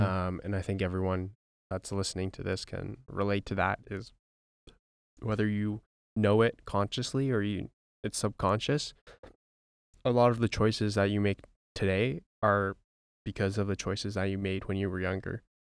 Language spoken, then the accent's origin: English; White Rock, British Columbia, Canada; we came from White Rock, B C